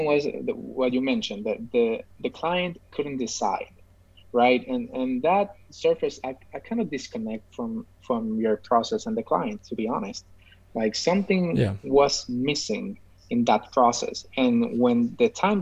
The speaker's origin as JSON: {"language": "English", "town": "San Juan", "country": "Puerto Rico", "said": "I'm from Puerto Rico, as we already said. I'm specifically from San Juan, which is the capital of Puerto Rico"}